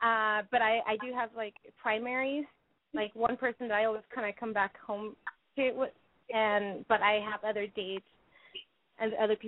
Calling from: San Francisco, California, United States; I am 20 years old, and I'm calling from San Francisco.

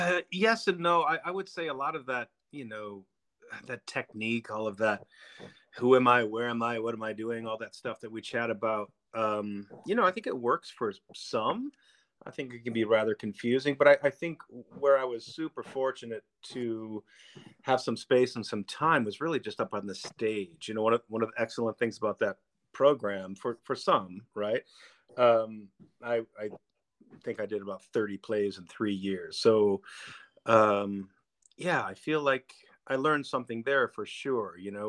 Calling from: Dexter, Michigan, United States; In my home in Dexter, Michigan, right outside of Ann Arbor, right outside of U of M.

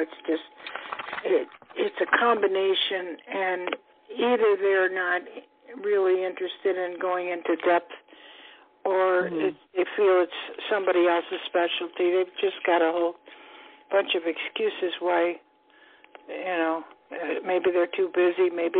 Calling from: Florida, United States; Calling from Florida.

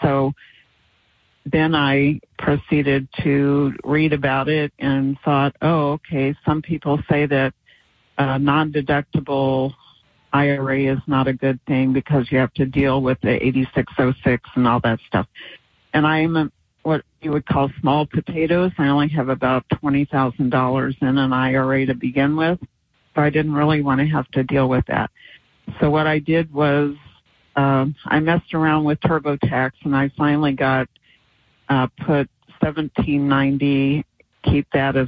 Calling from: Virginia, United States; from Virginia, and I'm completely confused.

